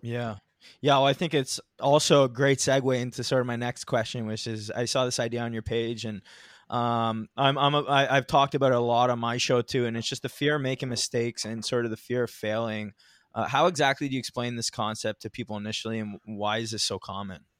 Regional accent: Ontario, Canada; I'm from Ontario too

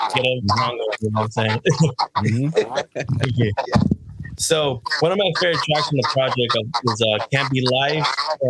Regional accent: the Bay Area, California, United States; I'm from the Bay, West Coast.

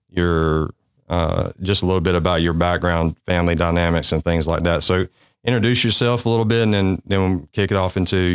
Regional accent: Kinston, North Carolina, United States; I grew up in Kinston, not far from Jacksonville.

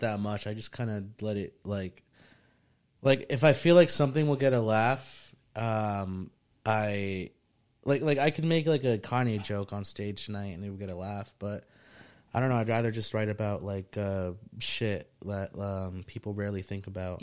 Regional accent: New Jersey, United States; also born or lived in Morristown / Mendham / Egg Harbor / Ecuador; I grew up in Jersey

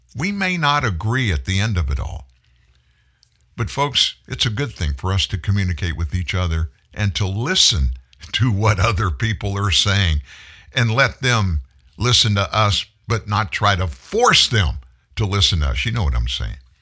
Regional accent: South Louisiana, United States; I'm from South Louisiana

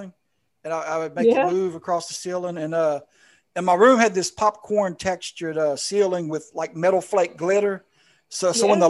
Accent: South Louisiana, United States; I grew up in South Louisiana

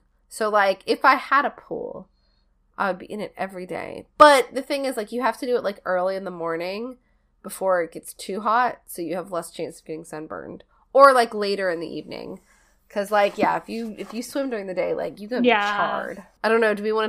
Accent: New York, United States; Growing up in New York in the 70s and 80s, and particularly around the Staten Island area, you would hear the urban legend of Cropsey

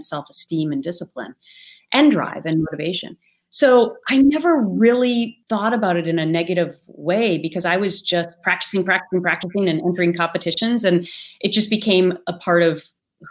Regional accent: Minnesota, United States; accent: Minnesota; my Minnesota accent

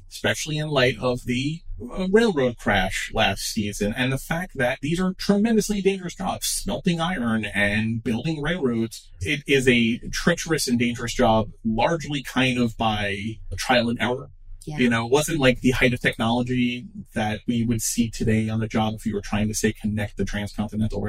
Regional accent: United States; As an American who has been in the workforce since I was 16

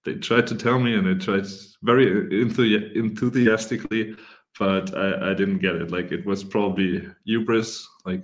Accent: Germany; I'm from Germany

